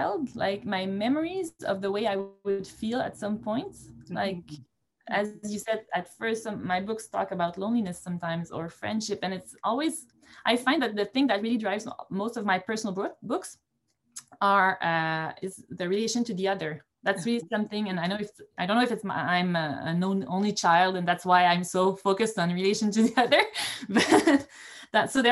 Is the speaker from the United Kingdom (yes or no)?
no; Montreal, Quebec, Canada; I was born and grew up in Montreal in the city